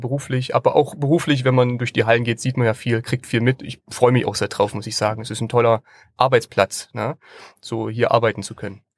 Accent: Leipzig, Saxony, Germany; moved away; ich bin ja auch ursprünglich Leipziger und war schon früher als Kind auf der Buchmesse äh, unterwegs gewesen dann bin ich später aus Leipzig weggezogen

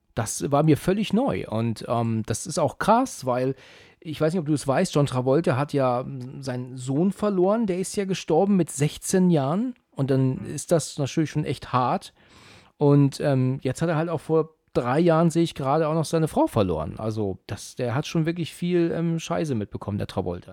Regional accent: Germany; als Deutsche

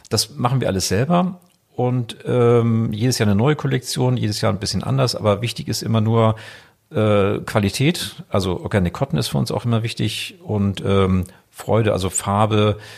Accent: Sylt, Schleswig-Holstein, Germany; also born or lived in Wiesbaden; ich selber geboren in Wiesbaden und dann ähm, gehöre ich halt zu der Familie. Das heißt, mein Vater wurde dann von meinem Onkel gefragt, ob er nach Sylt kommen könnte. Dass wir 1984 nach Sylt gezogen

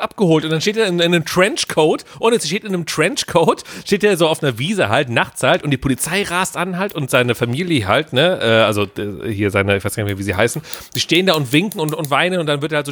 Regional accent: Cologne, North Rhine-Westphalia, Germany; also born or lived in Bonn; weil ich komme ja aus Köln

